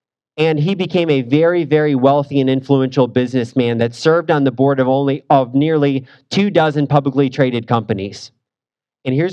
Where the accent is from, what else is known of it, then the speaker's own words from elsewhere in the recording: St. Louis, Missouri, United States; moved away; So I am from St. Louis. So the big question growing up in that town is, what high school did you go to?